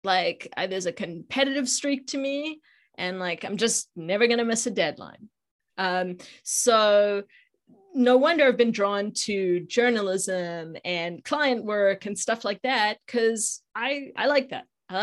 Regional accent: Johannesburg, Gauteng, South Africa; now in United States; Yeah, so I grew up in South Africa. In Johannesburg, but have been in the US for 23 years, so I've been here a long time.

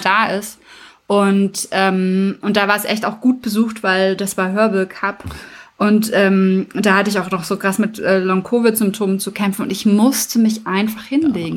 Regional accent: Germany; wir als Deutsche

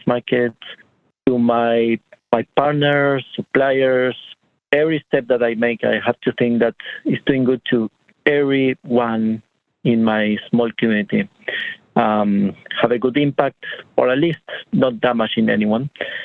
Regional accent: Argentina; moved away as an adult; now in United States; I am from Argentina

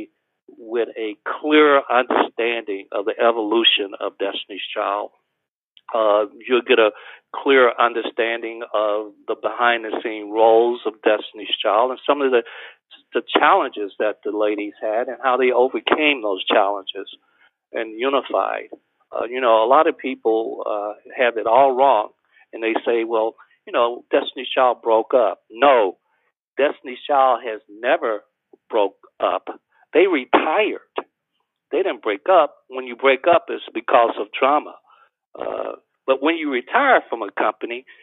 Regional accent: Alabama, United States; me growing up in Alabama in the 50s

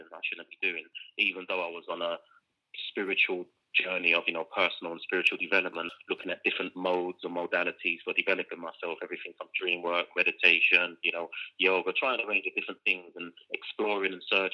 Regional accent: London, United Kingdom; now in Amsterdam, Netherlands; being born and bred in London, raised in a concrete jungle

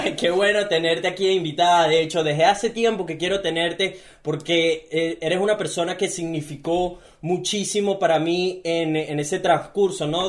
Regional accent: Venezuela; now in Gold Coast, Australia; soy un venezolano que vive en Gold Coast, Australia

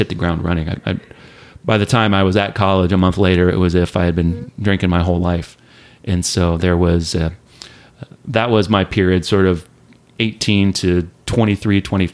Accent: Southwest Ohio, United States; moved away as an adult; also born or lived in Northern California; I grew up in Ohio, Southwest Ohio. So a couple of different small towns in Ohio

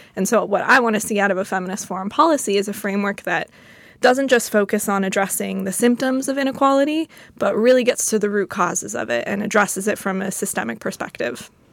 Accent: United States; I'm an American

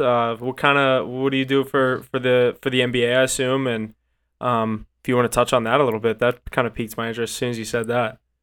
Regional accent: Pittsburgh, Pennsylvania, United States; I'm from Pittsburgh

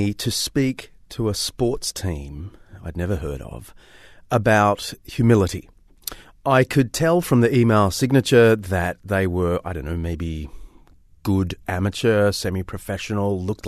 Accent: Australia; As an Aussie, I was raised on the fine tradition of mocking players who thanked the Almighty for their victory

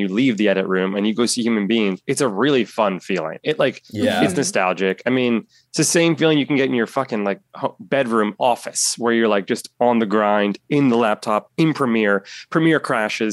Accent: New York City, New York, United States; moved away as an adult; also born or lived in California; I am born and raised in Manhattan

